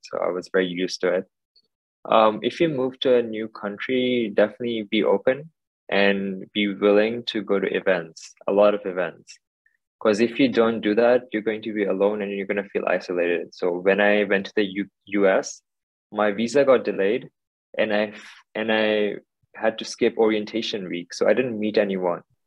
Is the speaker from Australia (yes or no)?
no; Hong Kong; also born or lived in India / United States / United Kingdom; I was born here in Hong Kong, uh, and then I did schooling here for a little bit, uh, early kindergarten, and then went to India for a few years. Then came back, did high school here